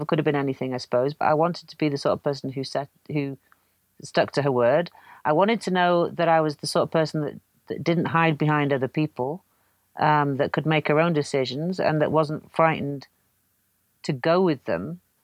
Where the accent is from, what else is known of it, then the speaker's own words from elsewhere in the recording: North Wales, United Kingdom; also born or lived in Canada; I grew up in Wales